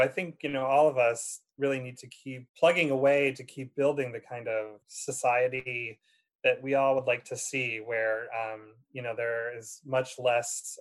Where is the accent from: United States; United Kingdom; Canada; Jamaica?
United States; Ilion, New York; also born or lived in Indiana; I'm actually originally from the Utica area. Um, I'm uh, uh from a small town called Ilion, New York, in Herkimer County, right outside of Utica